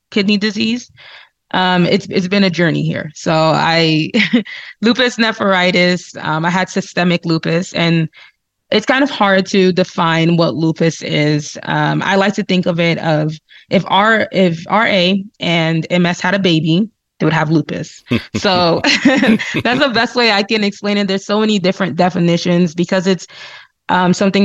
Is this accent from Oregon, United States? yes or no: no; New Jersey, United States; moved away as an adult; now in Salt Lake City, United States; I'm originally from the East Coast, so New Jersey. born and raised.